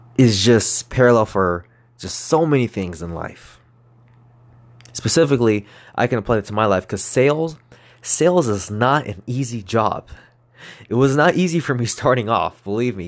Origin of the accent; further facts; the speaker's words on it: Moreno Valley / East Los Angeles, California, United States; I grew up in Moreno Valley till I was in third grade. I moved to East L A, and then I went to school in East L A until about fifth grade.